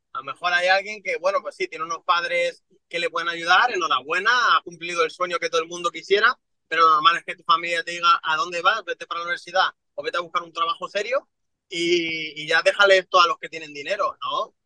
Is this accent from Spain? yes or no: yes; Madrid, Community of Madrid, Spain; yo me crié en San Cristóbal de los Ángeles, que es uno de los peores barrios que, existe en Madrid.